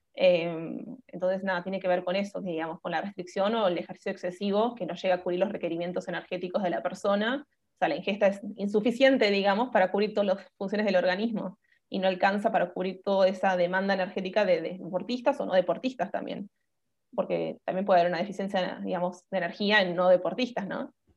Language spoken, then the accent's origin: Spanish; Buenos Aires, Argentina; soy de Buenos Aires, Argentina. Em, así que nada, estoy viviendo acá desde que nací